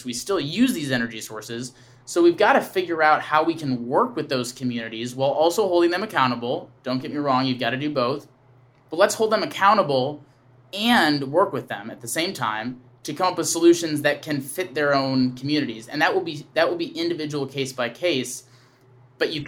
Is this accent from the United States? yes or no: yes; Wisconsin, United States; I grew up in Wisconsin